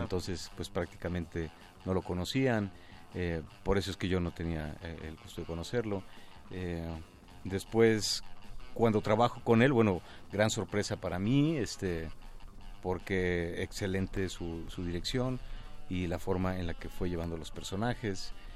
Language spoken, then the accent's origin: Spanish; Mexico; como mexicanos